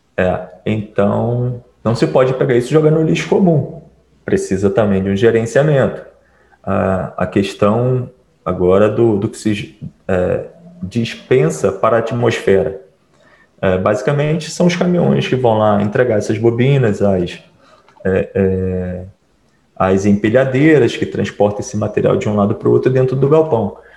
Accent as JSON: {"language": "Portuguese", "town": "Piraí", "region": "Rio de Janeiro", "country": "Brazil", "said": "eu também sou de Piraí"}